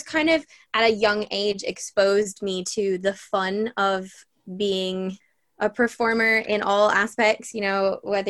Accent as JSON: {"language": "English", "town": "Bray", "region": "Leinster", "country": "Ireland", "tie": "born or raised there", "accent": "Irish", "said": "So I am Irish. I have the weirdest accent, so anyone listening will probably be very confused, but I've moved around a lot, so I don't always sound Irish. But I grew up in Bray, and I joined Bray Junior Musical Society"}